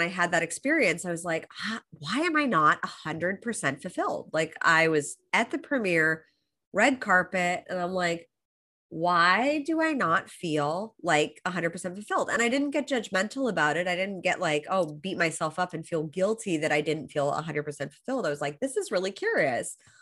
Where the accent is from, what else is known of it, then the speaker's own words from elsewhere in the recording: Los Angeles, California, United States; moved away as an adult; now in Australia; I was born and raised in Los Angeles